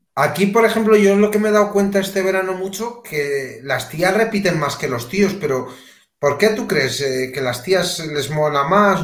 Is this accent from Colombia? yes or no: no; Melilla, Spain; moved away; also born or lived in Madrid; yo que soy de Melilla